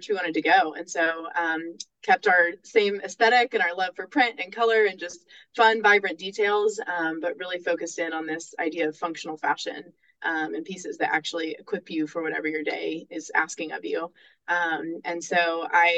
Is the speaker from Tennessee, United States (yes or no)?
yes; Nashville, Tennessee, United States; I'm from Nashville